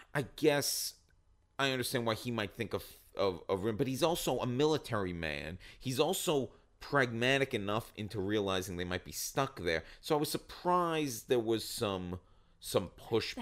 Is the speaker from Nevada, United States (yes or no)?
no; Long Island, New York, United States; I'm from Long Island